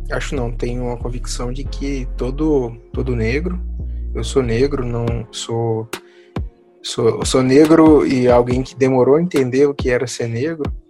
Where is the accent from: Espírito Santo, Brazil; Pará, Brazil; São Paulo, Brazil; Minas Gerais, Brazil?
Espírito Santo, Brazil; Serra; eu sou de Serra